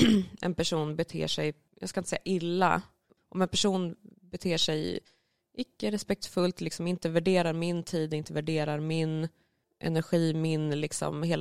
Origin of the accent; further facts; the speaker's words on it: Karlskoga, Örebro County, Sweden; Och jag är från